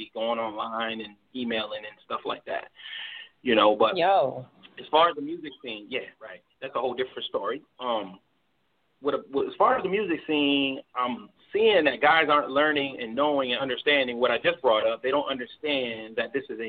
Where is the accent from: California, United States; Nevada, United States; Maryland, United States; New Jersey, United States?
Maryland, United States; Baltimore; moved away as an adult; now in Nashville, United States; I moved here from Baltimore because, you know, I'm a Baltimore native. I'm a Baltimore original. That's where I'm from